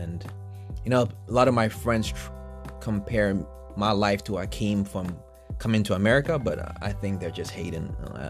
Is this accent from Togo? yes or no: yes; Togo; also born or lived in New York / Benin; now in United States; I'm Nigerian, but I was born in New York and then went back to Togo and Benin. That's where I grew up, and then got into Temple University at the business school.